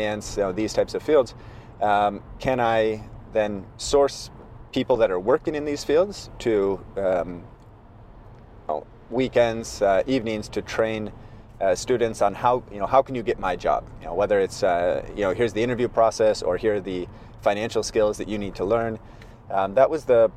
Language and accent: English; Portland, Oregon, United States; moved away as an adult; now in China; I'm from Portland, Oregon, West Coast, US, beautiful city